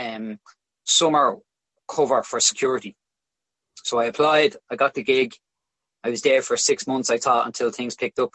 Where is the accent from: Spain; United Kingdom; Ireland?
Ireland; Dublin, Leinster; So I grew up in Crumlin, which is a pretty working class area of Dublin